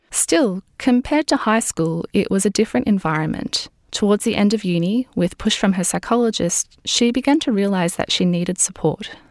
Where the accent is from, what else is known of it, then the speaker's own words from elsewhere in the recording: Singapore; now in Australia; when I was growing up in Singapore too.